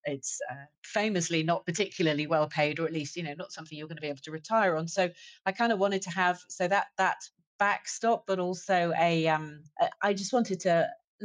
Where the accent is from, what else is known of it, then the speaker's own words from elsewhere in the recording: United Kingdom; also born or lived in Munich, Germany / London / Frankfurt, Germany; as a British person